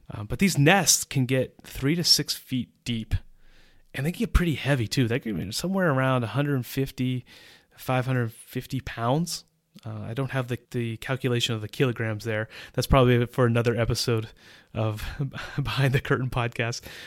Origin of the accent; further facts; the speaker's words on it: United States; moved away as an adult; now in Central Europe; As an American citizen who has lived in Central Europe for almost twenty years